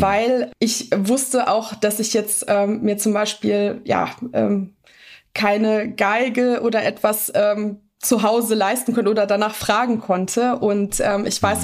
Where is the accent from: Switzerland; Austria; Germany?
Germany; Bonn, North Rhine-Westphalia; born or raised there; also born or lived in Kruševac, Serbia